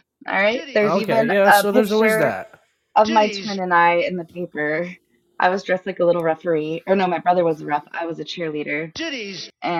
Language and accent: English; Illinois, United States; Outside of Chicago.